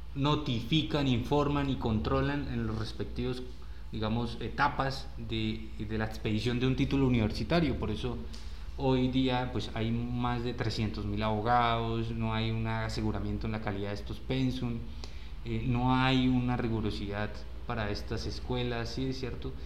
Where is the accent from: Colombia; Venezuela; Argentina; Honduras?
Colombia; estaremos eh, desafiados como sociedad colombiana